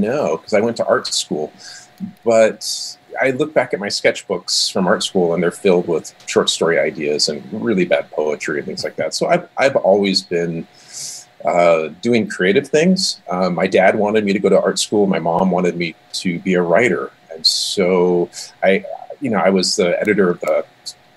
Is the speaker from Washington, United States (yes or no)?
yes; Seattle, Washington, United States; moved away as an adult; also born or lived in Hawaii; now in Montana, United States; Before Montana, I grew up in and around the Seattle area, where most of my family still resides.